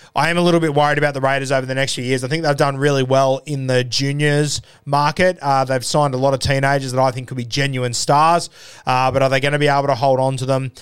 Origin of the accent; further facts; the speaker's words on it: Sydney, New South Wales, Australia; When I was a kid uh, growing up in Sydney